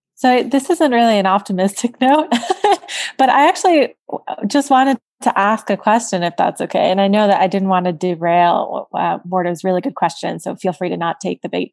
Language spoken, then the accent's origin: English; South Florida, United States; I'm from South Florida